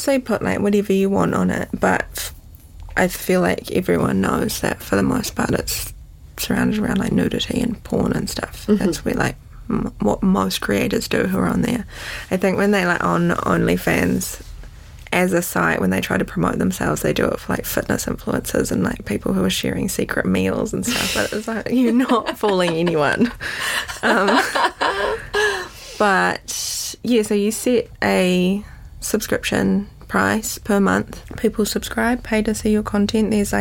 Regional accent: Auckland, New Zealand; also born or lived in London, United Kingdom; I grew up in Western Springs.

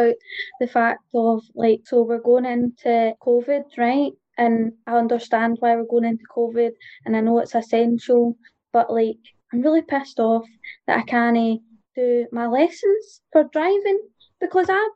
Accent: North Lanarkshire, Scotland, United Kingdom; I'm 25 and I'm from North Lanarkshire

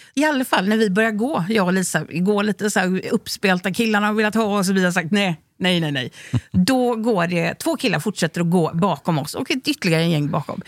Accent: Onsala, Halland County, Sweden; vi kom från Onsala som är ett litet ställe utanför Göteborg

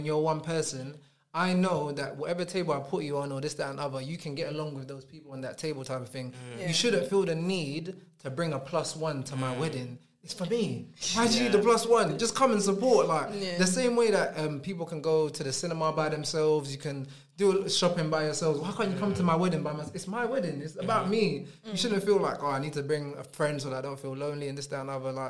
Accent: United Kingdom; I keep telling the people I'm British.

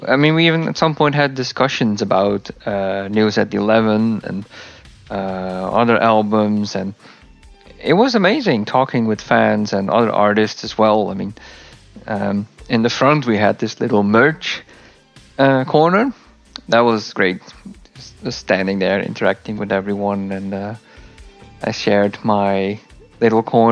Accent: Leeuwarden, Friesland, Netherlands; my hometown, Leeuwarden

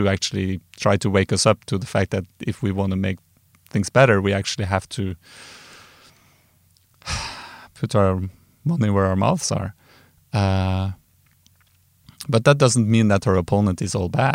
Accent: Trondheim, Trøndelag, Norway; I grew up in Trondheim, and we used to drink moonshine with coffee

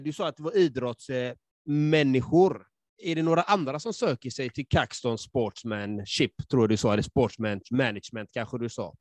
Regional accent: Sweden; jag själv liksom är uppvuxen i förorten och jag är halvfinsk och halvsvensk

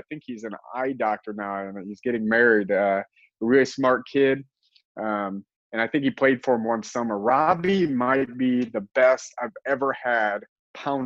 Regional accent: Indiana, United States; moved away as an adult; now in Ohio, United States; I grew up in Indiana

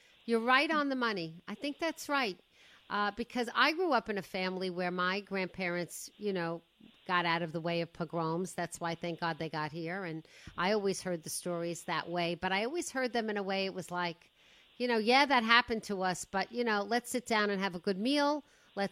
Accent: Woodmere, New York, United States; I'm 62 and I grew up in Woodmere, which was a very Jewish enclave

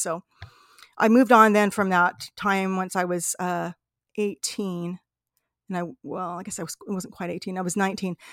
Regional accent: Salt Lake City, Utah, United States; I was born in Salt Lake City, Utah

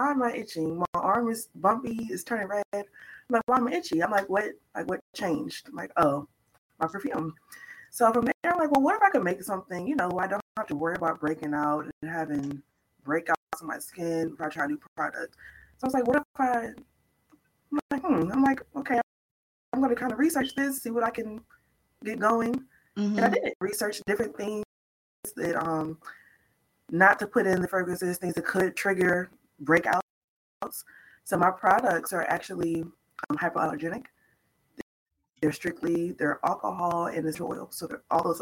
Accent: St. Louis, Missouri, United States; I'm from St. Louis, Missouri.

